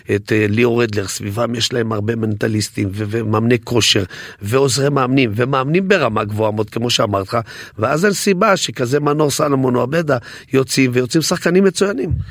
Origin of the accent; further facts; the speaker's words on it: Netanya, Central District, Israel; אצלנו בנתניה